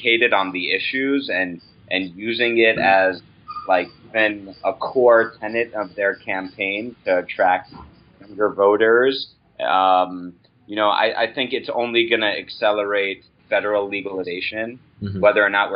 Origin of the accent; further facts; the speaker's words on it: United States; as an American